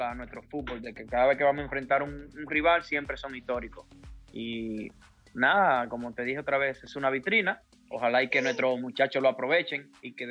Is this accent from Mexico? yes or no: no; Dominican Republic; now in United States; eh, si una selección B, todos juegan en una mejor liga que todos los jugadores que nosotros tenemos como República Dominicana, como selección.